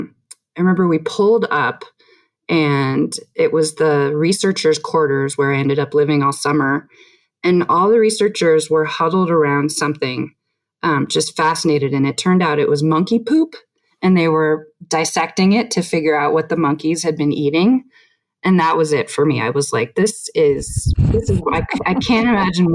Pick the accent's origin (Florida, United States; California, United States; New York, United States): California, United States; San Francisco; also born or lived in Recife, Brazil; I grew up in San Francisco